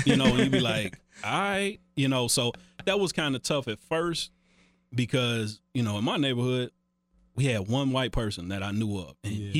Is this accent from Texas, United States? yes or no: no; Cincinnati, Ohio, United States; Growing up in Cincinnati was different.